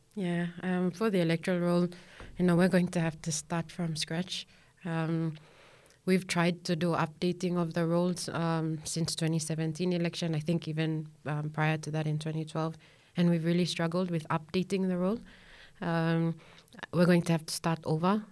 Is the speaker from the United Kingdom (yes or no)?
no; Central Province, Papua New Guinea; I'm from Central Province, and it is so good